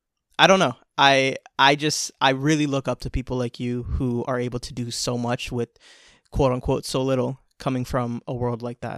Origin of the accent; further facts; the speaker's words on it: Bangladesh; Nowadays I spend a lot of time thinking about what it is actually like growing up in Bangladesh, you know, because I've been meeting people here and there that come from that world.